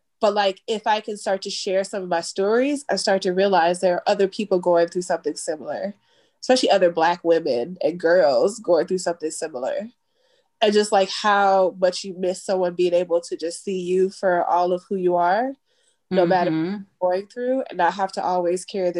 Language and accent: English; Chicago, Illinois, United States; as a Black kid growing up in Chicago